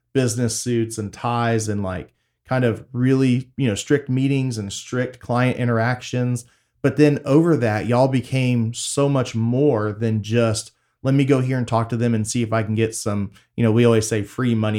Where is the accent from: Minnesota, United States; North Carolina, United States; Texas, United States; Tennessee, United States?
Texas, United States; Waller; also born or lived in Tomball, Texas; I grew up in Waller